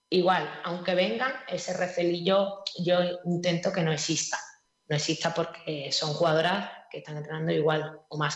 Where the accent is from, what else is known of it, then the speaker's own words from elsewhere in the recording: Málaga, Andalusia, Spain; Como buena malagueña.